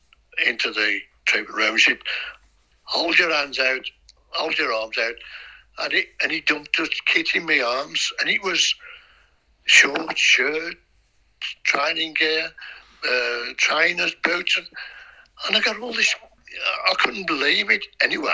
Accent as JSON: {"language": "English", "town": "Wolverhampton", "region": "West Midlands", "country": "United Kingdom", "said": "I'm from Wolverhampton"}